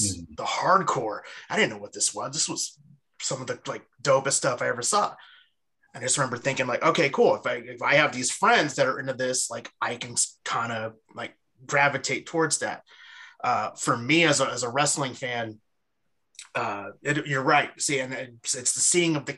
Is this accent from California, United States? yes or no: yes; East Bay, California, United States; I'm from the East Bay originally